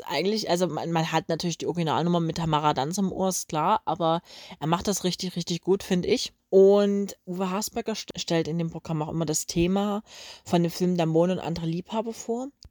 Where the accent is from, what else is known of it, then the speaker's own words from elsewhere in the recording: Coswig, Germany; bei uns in Coswig